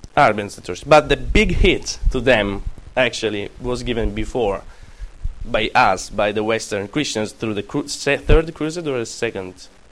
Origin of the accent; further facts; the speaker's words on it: Apulia, Italy; English is a second language; moved away; Calabria, and Puglia, and this is where I come from